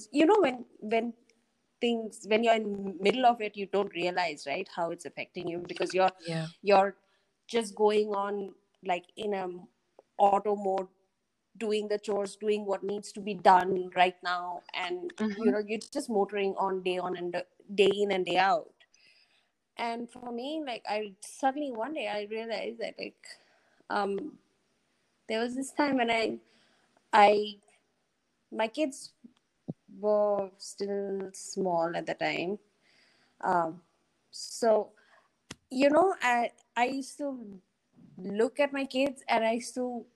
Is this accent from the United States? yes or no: no; Bhutan; I grew up in Bhutan